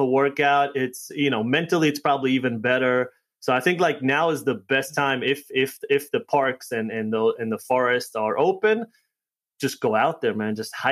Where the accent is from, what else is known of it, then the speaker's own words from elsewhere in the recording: New York, United States; also born or lived in Connecticut; I'm from New York, and then last 3 months we've spent out here in Connecticut